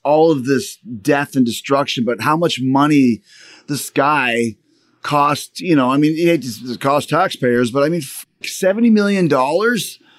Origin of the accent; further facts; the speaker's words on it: Canada; I'm Canadian